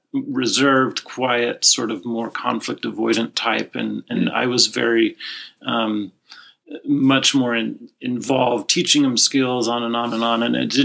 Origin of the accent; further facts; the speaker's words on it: Utah, United States; now in California, United States; I'm not from California.